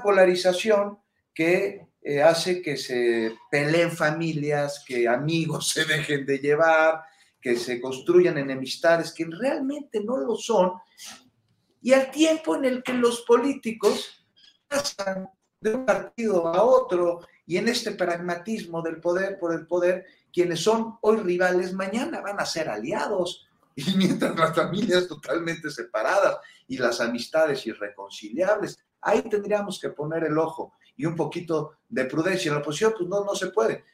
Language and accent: Spanish; Mexico; todos somos mexicanos